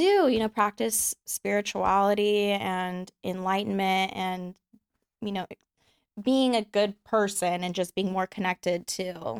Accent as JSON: {"language": "English", "town": "Houston", "region": "Texas", "country": "United States", "tie": "born or raised there", "also_born_or_lived": "Austin, Texas", "said": "raised in Houston. Mm-hmm. I live in Austin, Texas now."}